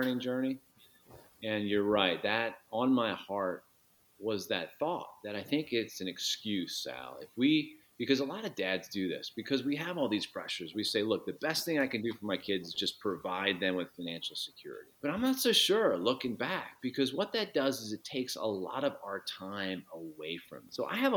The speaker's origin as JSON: {"language": "English", "town": "Chicago", "region": "Illinois", "country": "United States", "said": "as a Chicagoan"}